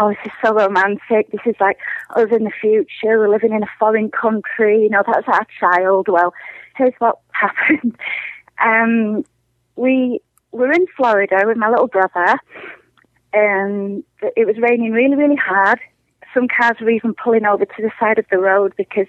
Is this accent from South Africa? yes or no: no; England, United Kingdom; now in Minnesota, United States; I'm originally from England